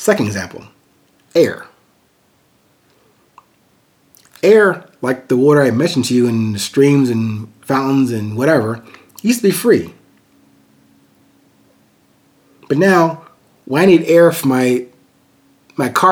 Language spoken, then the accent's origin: English; Amityville, New York, United States; growing up in a very musically and artistically gifted family in Long Island, New York. Actually, I was born in Amityville, New York